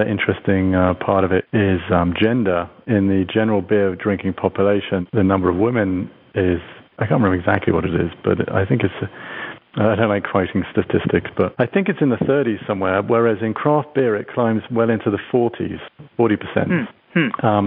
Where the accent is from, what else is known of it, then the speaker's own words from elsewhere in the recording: United Kingdom; now in United States; my home country of the United Kingdom